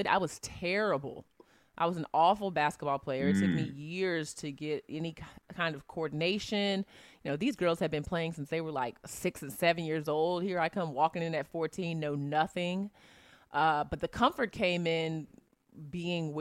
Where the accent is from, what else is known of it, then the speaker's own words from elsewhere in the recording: Virginia, United States; I'm from Virginia.